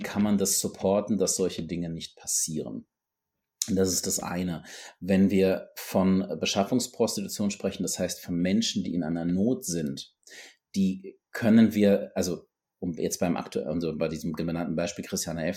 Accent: North Rhine-Westphalia, Germany; moved away; ich komme ursprünglich aus Nordrhein-Westfalen

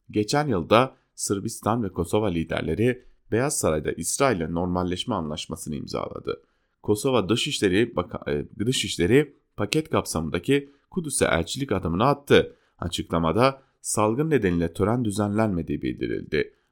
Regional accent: Turkey; ben Türk'üm demekten onur duyuyorum.

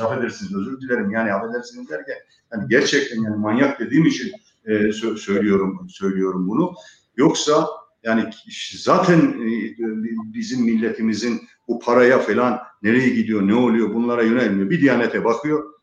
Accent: Rize Province, Turkey; moved away; also born or lived in Istanbul; memleketim Rize'ye gidiyorum.

